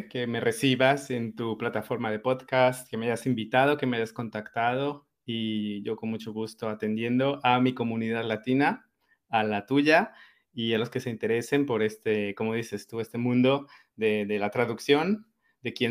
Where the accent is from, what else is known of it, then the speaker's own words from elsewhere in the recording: Madrid, Community of Madrid, Spain; also born or lived in Colombia / Barcelona; Eh, por temas familiares nos fuimos a vivir a Madrid y yo crecí, eh, bueno, mi colegio lo terminé en Madrid. Después de, de hacer el bachillerato, nos fuimos a vivir a Barcelona y allá se quedó mi mamá yo de Barcelona decidí empezar a hacer mi